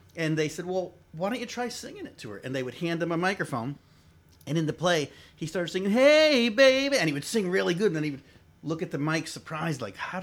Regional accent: New Haven, Connecticut, United States; Born and raised in New Haven.

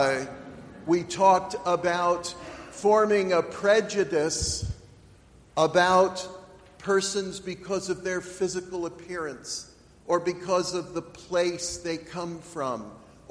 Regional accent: York, Pennsylvania, United States; I live in York.

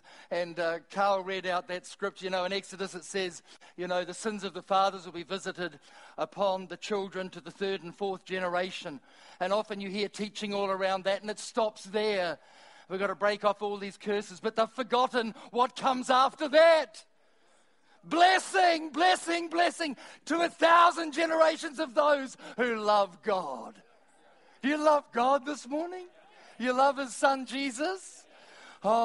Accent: Timaru, Canterbury, New Zealand; I'm from Timaru

